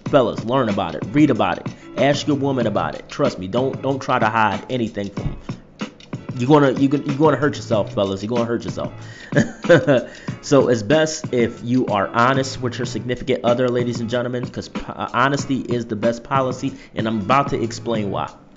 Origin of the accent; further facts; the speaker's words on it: Philadelphia, Pennsylvania, United States; moved away; my hometown of Philadelphia